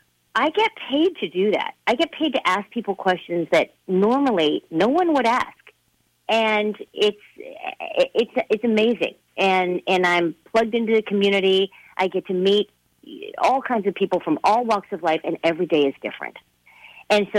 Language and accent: English; Fresno, California, United States; moved away as an adult; also born or lived in Mason City, Iowa / Columbus, Ohio / Seattle; back to Fresno, my hometown.